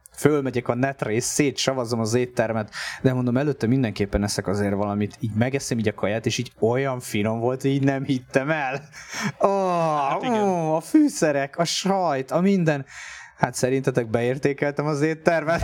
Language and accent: Hungarian; Tapolca, Veszprém County, Hungary; moved away as an adult; now in Budapest, Hungary; én Tapolcán nőttem föl, aztán lett Veszprém a, a szakközépiskolával